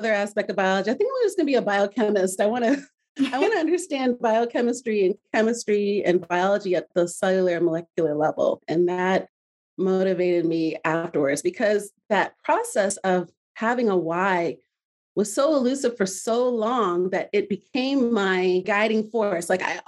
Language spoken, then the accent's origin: English; Midwest, United States; I grew up in the Midwest with my Nigerian family. I'm Nigerian American